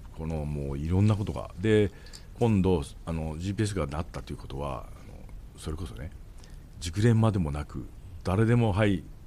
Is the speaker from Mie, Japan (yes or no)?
no; Tokachi, Hokkaido, Japan; 地元に帰ってきて